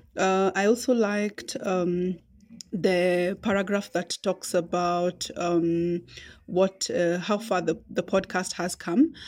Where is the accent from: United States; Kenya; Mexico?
Kenya; also born or lived in Nairobi; I am a Kenyan poet, writer, storyteller, and communications consultant based in Nairobi